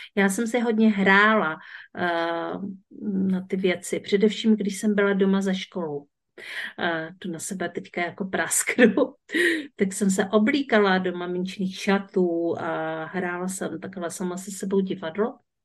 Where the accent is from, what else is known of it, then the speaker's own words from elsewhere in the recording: Březová, Czechia; já jsem z Březové